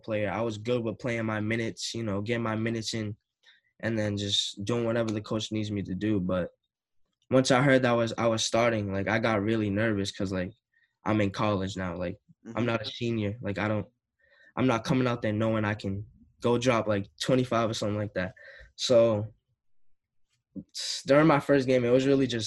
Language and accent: English; Lynn, Massachusetts, United States; I grew up in Lynn, so everybody from Lynn would come to my games